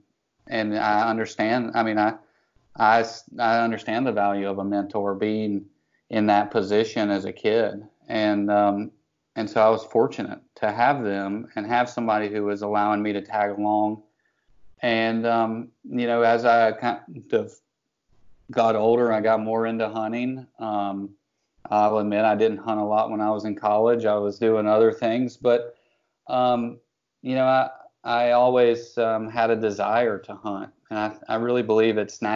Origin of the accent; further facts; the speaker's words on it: Western North Carolina, United States; I grew up in Western North Carolina